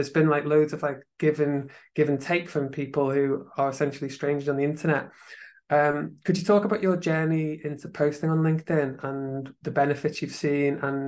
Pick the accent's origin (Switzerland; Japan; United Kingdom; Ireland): United Kingdom; from being British